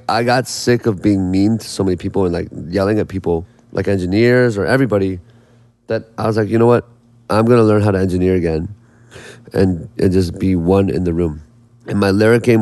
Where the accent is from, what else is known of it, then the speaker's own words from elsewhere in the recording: Indiana, United States; being Korean American from Indiana